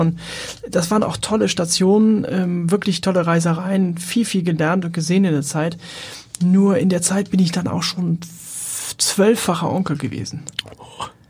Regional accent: Hamburg, Germany; moved away as an adult; bin in Wohldorf aufgewachsen

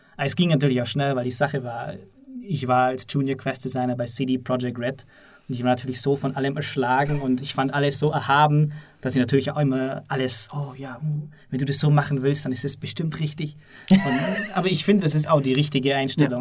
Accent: Southern Germany, Germany; ich komme aus Süddeutschland

